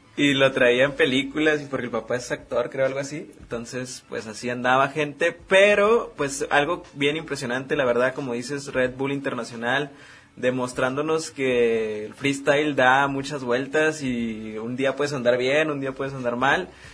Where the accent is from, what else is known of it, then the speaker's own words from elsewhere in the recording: Mexico; como mexicanos que estamos orgullosos aquí